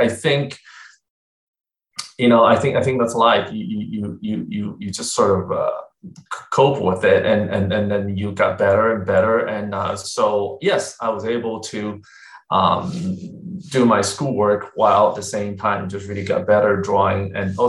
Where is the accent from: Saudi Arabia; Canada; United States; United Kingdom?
United States; Texas; also born or lived in China; So I was born in China way back in the 70s. I know I'm dating myself here. And then I came to the U.S. in the late 80s. I came when I was very young, about, 13. And I grew up in Texas, basically.